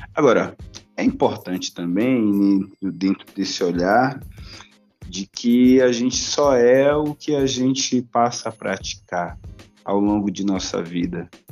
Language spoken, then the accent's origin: Portuguese; Salvador, Bahia, Brazil; now in São Paulo, Brazil; um soteropolitano